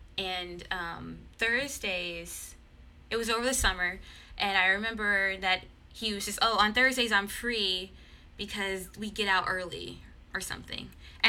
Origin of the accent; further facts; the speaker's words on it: Mississippi, United States; moved away; I'm from Mississippi, and my dad's family is from Louisiana.